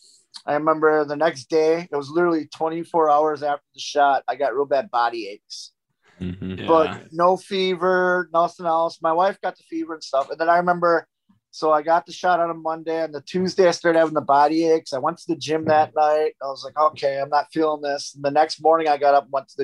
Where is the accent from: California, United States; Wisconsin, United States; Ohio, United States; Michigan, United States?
Wisconsin, United States; Milwaukee; I'm from Milwaukee.